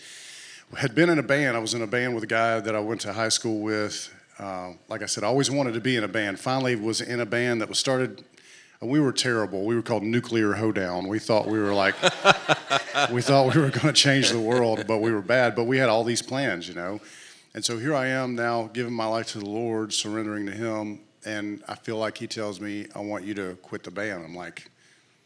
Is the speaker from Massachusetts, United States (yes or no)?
no; Clanton, Alabama, United States; I grew up in a little town in Alabama right in the middle of the state called Clanton.